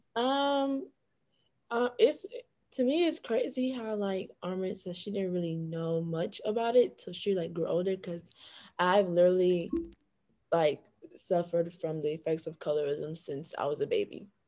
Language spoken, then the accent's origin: English; Broward County, Florida, United States; moved away; also born or lived in Washington, D.C.; double minoring in biology and chemistry from Broward County, Florida